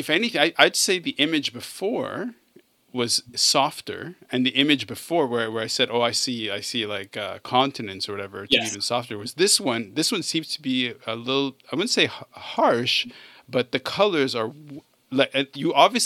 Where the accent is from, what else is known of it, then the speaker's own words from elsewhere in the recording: Canada; I grew up in Canada.